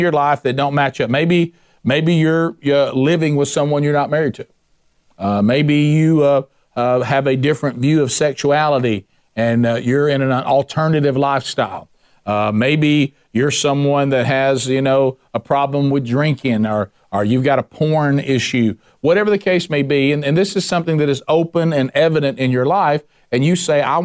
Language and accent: English; the Bible Belt, the South, United States; I grew up in the Bible Belt, the home of cultural Christianity.